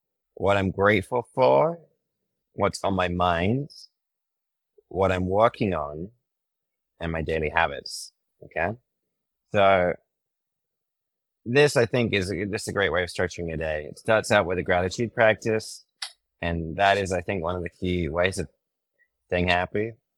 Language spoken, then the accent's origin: English; United Kingdom; now in United States; I mean, I'm British, and I think I've been in the States for a decade. My accent is totally messed up.